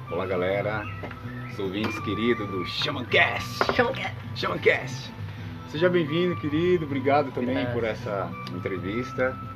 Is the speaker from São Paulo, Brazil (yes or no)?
yes; Santo André, São Paulo, Brazil; moved away as an adult; also born or lived in Jaguariúna; now in Morro de São Paulo, Brazil; Sou de São Paulo, sou de Santo André, ABC Paulista, nasci lá, né? E toda a minha vida foi gerado lá nessa cidade